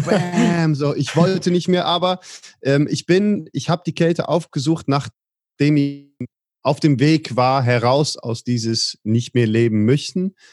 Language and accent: German; Netherlands; Ich bin geboren in Holland